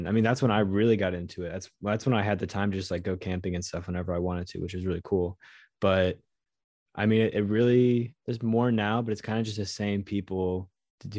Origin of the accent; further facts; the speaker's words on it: United States; as an American